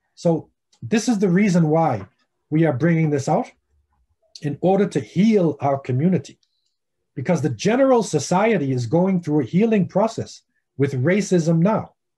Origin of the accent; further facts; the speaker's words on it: United States; I'm Afro American